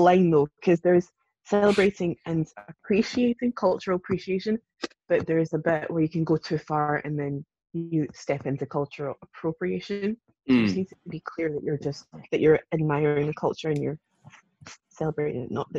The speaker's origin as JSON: {"language": "English", "country": "United Kingdom", "tie": "born or raised there", "also_born_or_lived": "Zambia", "said": "I am black, so I was born in Africa and raised here."}